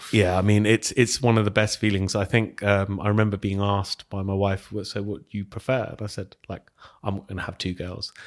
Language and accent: English; Hounslow, London, United Kingdom; also born or lived in Heston; I grew up over in Hounslow.